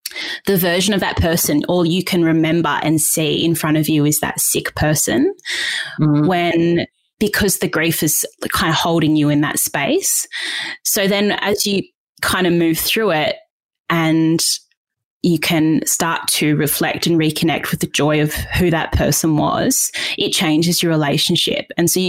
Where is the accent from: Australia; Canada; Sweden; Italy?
Australia; Perth, Western Australia; also born or lived in Queensland / New South Wales; Like I was born in Perth and then we moved to Queensland and then we went back to Perth and then we eventually settled in New South Wales when I was about 13.